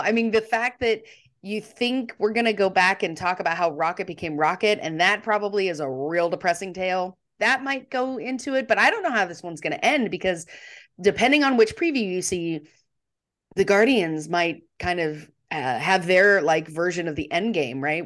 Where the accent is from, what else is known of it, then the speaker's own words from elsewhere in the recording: United States; we're Americans